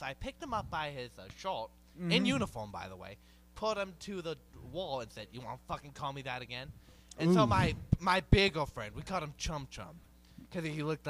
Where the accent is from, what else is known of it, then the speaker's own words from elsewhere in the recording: Hawaii, United States; I'm from Hawaii.